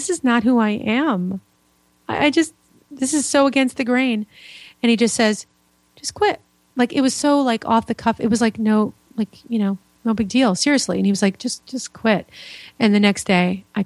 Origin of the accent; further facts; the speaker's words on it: New York, United States; also born or lived in Florida; now in Indiana, United States; I'm originally from New York, so I've been around